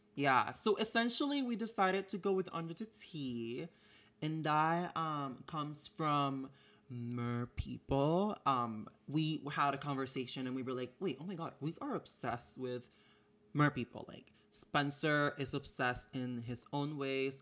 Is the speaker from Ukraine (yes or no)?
no; Puerto Rico; moved away as an adult; now in United States; I'm born and raised in Puerto Rico, so I've been living in the United States for about five years now